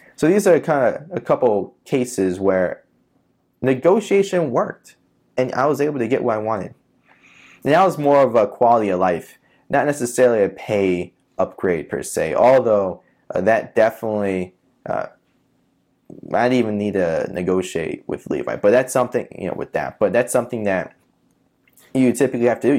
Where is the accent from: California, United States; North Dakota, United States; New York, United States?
New York, United States; New York City; moved away as an adult; also born or lived in Long Island, New York / Florida; I'm born and raised in Queens